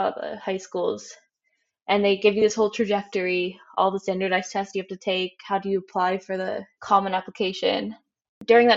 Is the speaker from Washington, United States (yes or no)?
no; Michigan, United States; moved away as an adult; also born or lived in Ohio; now in Utrecht, Netherlands; I'm originally from the US. I'm from Michigan. I am currently living in the Netherlands in Utrecht